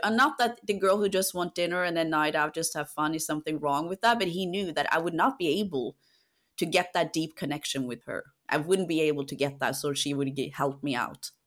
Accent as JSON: {"language": "English", "country": "Norway", "moved": "yes", "lives_now": "London, United Kingdom", "said": "I come from a country where we trust a lot. I come from Norway."}